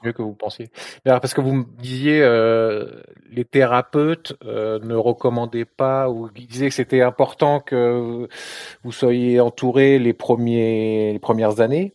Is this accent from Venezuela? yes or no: no; France; moved away as an adult; also born or lived in Luxembourg; now in United States; avant de venir ici aux États-Unis, j'ai, je suis français, mais j'ai habité euh, longtemps au Luxembourg